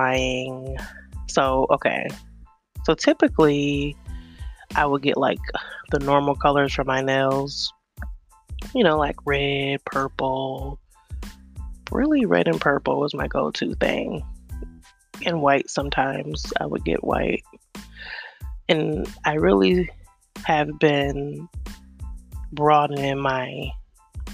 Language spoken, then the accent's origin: English; New York, United States; moved away; I'm originally from New York